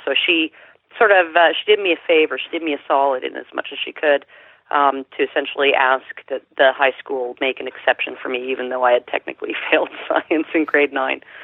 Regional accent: Sherwood Park, Alberta, Canada; I was born just outside of Edmonton, just east of Edmonton, and uh, it was a then small town of maybe smallish town of maybe uh, ten thousand people, called Sherwood Park.

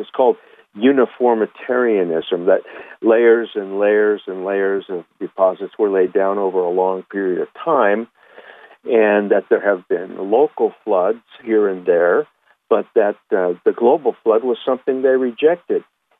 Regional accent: Huntington Beach, California, United States; I grew up in Huntington Beach, California. Plenty of jellyfish would wash up on the shore.

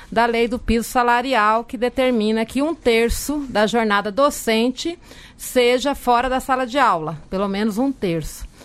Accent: Taboão da Serra, São Paulo, Brazil; Sou da cidade de Taboão da Serra

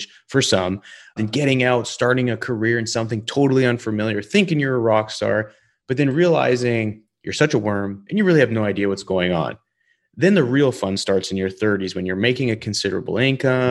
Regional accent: Calgary, Alberta, Canada; also born or lived in Denver, Colorado; being from Calgary, Alberta

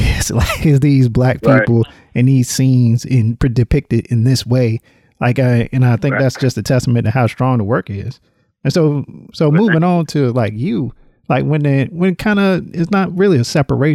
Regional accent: Littleton, North Carolina, United States; now in Georgia, United States; growing up in the South, riding my bike in Littleton, North Carolina

